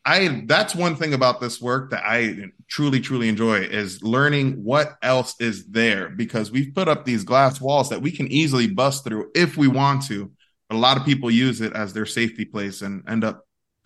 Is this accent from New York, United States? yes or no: yes; New York City, New York, United States; moved away; also born or lived in Orlando; To Puerto Rican parents in the South Bronx, across the street from the Yankee Stadium on 161st, and then we moved to Orlando.